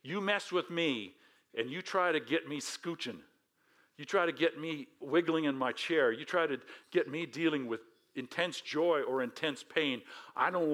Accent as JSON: {"language": "English", "country": "United States", "said": "I'm American"}